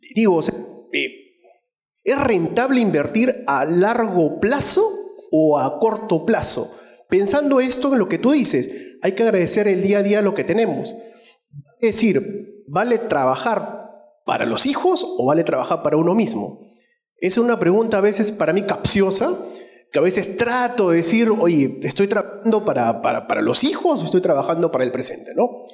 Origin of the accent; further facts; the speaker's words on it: Trujillo, La Libertad, Peru; also born or lived in Tayabamba; Yo también soy trujillano.